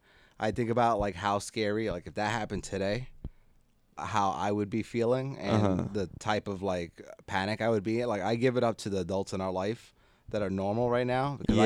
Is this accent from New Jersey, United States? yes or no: yes; New Jersey, United States; born there; I was born in Jersey. That's it. We rep for our area.